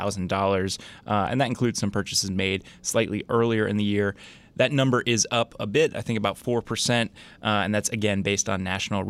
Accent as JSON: {"language": "English", "area": "Bergen County", "region": "New Jersey", "country": "United States", "moved": "yes", "said": "I'm from Bergen County in New Jersey"}